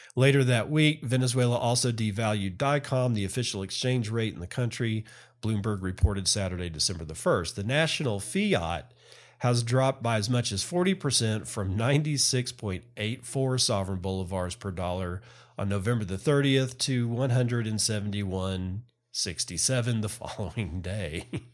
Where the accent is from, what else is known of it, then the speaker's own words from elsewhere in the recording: United States; as an American citizen